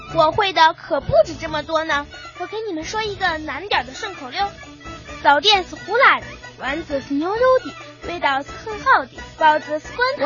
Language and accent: Chinese; Shaanxi, China; 在我们陕西，有一种语言是人人都会的，那就是陕西话